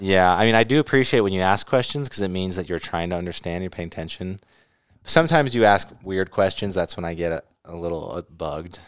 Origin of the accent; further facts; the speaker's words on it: California, United States; moved away; also born or lived in Utah / Arizona; I grew up in California